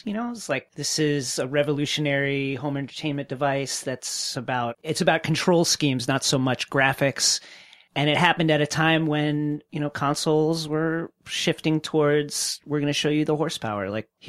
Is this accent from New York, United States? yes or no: yes; New York, United States; I'm from New York.